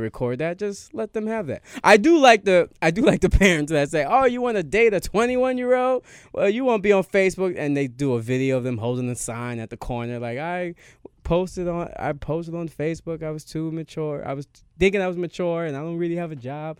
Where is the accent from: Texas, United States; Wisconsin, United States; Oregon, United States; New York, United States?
New York, United States; I'm from New York